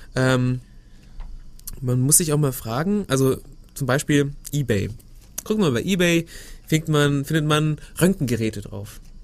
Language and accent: German; Germany; bei uns in Deutschland